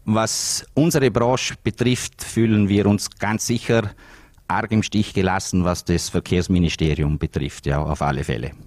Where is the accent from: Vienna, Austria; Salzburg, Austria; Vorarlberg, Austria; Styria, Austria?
Vorarlberg, Austria; bei uns in Österreich und auch in Vorarlberg